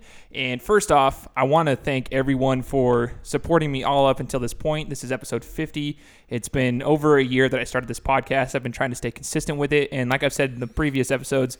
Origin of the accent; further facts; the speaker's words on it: Meridian, Idaho, United States; Went through elementary school, middle school, high school together, and we're still living in the same city